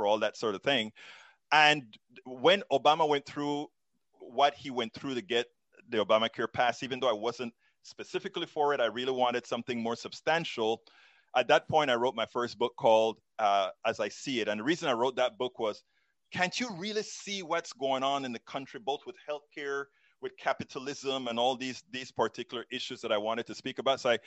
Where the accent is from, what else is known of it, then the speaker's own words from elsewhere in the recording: Panama; moved away as an adult; also born or lived in Texas; now in United States; I'm originally from Central America, Panama. Became a naturalized, came here to go to college